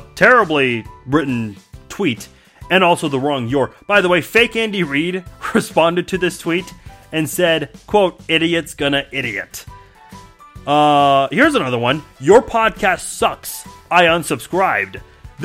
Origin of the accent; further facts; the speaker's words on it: Iran; I'm from Iran, not Iraq